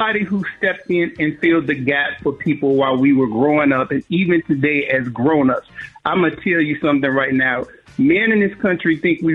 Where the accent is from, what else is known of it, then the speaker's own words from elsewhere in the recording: Chicago, Illinois, United States; I grew up in Chicago